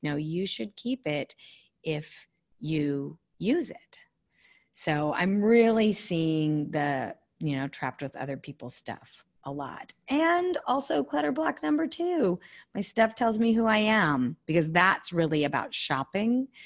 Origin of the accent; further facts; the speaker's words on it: California, United States; I'm a Californian born and raised